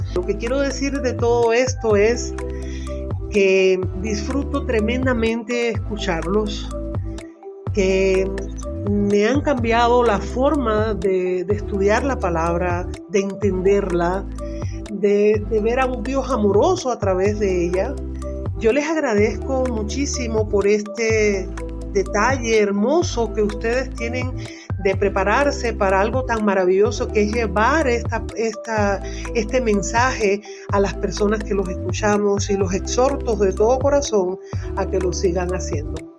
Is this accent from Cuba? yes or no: yes; Las Tunas, Cuba; soy cubana de las Tunas Cubas